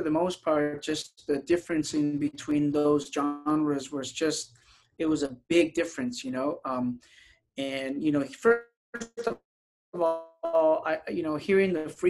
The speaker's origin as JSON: {"language": "English", "town": "San Diego", "region": "California", "country": "United States", "tie": "born or raised there", "also_born_or_lived": "Tijuana, Mexico", "said": "I was born in Tijuana, but raised in San Diego, California. I only lived in Tijuana for about maybe 4 years and, you know, moved to San Diego at such a young age."}